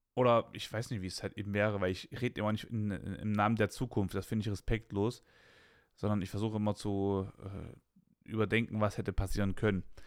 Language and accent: German; Weimar, Thuringia, Germany; ich komme aus, aus, aus Weimar West, ne? Das ist so bei uns damals halt das krasse Ghetto gewesen